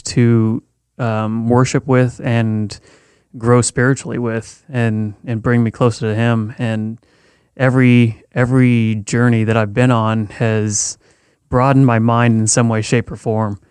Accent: Missouri, United States; moved away as an adult; now in California, United States; growing up in Missouri for the first 20 years of my life

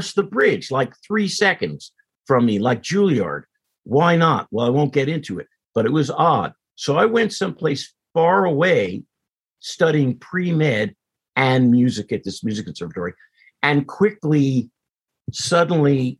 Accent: Teaneck, New Jersey, United States; growing up in Teaneck

